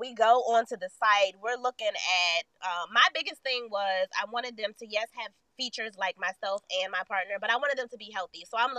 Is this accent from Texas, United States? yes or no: yes; Texas, United States; Shout out to the South because that's where we're from. I was born in Texas. Mom from Louisiana. Daddy from Alabama.